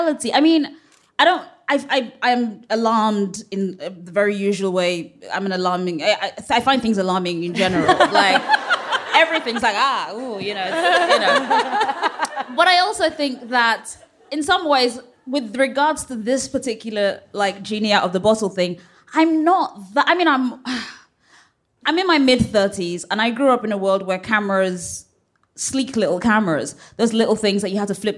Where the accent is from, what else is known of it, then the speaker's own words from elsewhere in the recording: England, United Kingdom; But I was born in England too